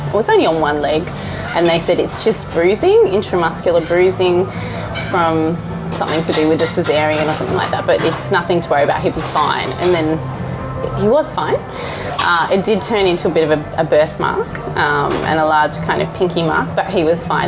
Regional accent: Mildura, Victoria, Australia; also born or lived in Melbourne; my hometown in Mildura

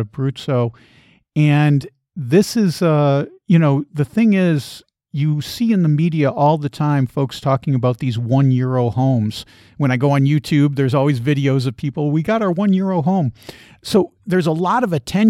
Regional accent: United States; as an American

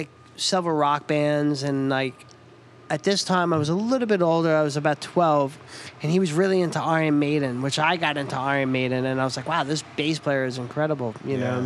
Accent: Lindenhurst, New York, United States; when I was a young kid, growing up in New York on Long Island, very close to New York City, a town called Lindenhurst

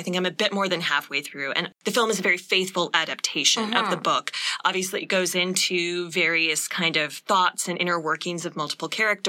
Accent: Canada; as we are Canadian

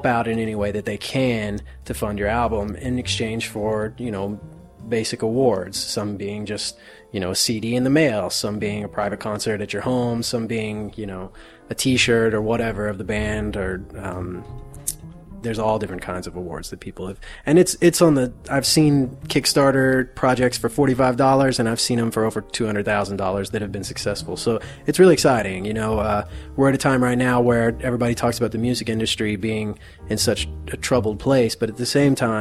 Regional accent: Appalachia, southeastern Kentucky, United States; I'm from Appalachia, I'm from southeastern Kentucky

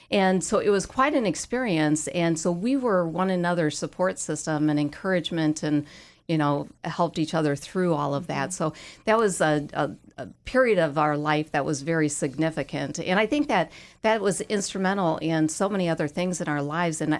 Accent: Minnesota, United States; We're from Minnesota.

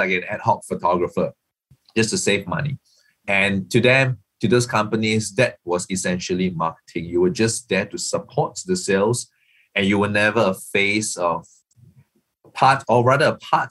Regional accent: Singapore; I'm not from Bangkok. I'm not based in Bangkok. I'm actually Singaporean.

